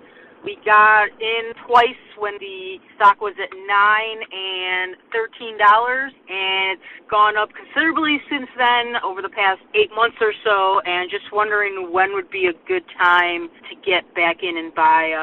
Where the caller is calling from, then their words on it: Chicago, Illinois, United States; I'm calling from the Chicagoland area.